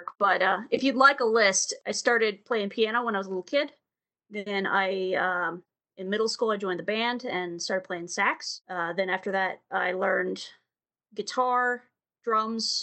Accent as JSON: {"language": "English", "town": "Maryville", "region": "Tennessee", "country": "United States", "said": "I am from a little town called Maryville, Tennessee"}